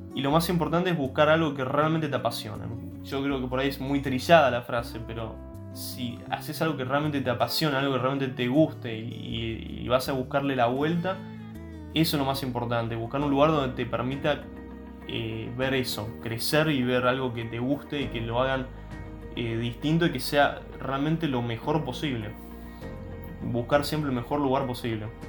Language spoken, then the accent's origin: Spanish; Argentina; siendo argentino, yo no hablaba francés